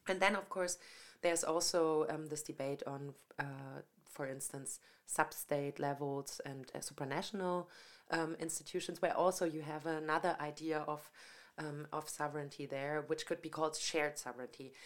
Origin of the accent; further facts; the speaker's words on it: Franconia, Bavaria, Germany; moved away as an adult; also born or lived in Munich; I came from Franconia